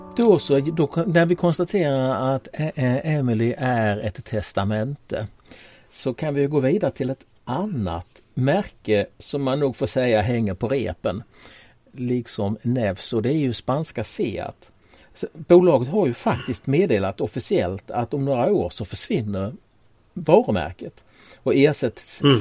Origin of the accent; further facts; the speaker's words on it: Tollarp, Skåne, Sweden; moved away; Tollarp där jag växte upp en gång i tiden